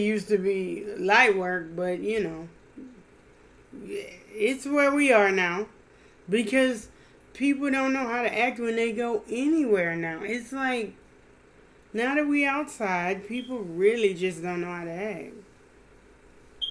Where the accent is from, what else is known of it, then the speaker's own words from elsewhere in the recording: Louisiana, United States; I'm from Louisiana.